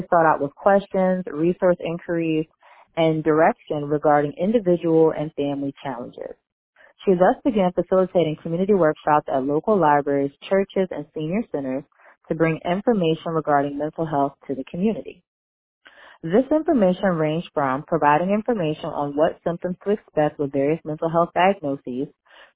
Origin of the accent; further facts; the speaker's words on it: Philadelphia, Pennsylvania, United States; I'm from Philadelphia, PA, and that's where I call in from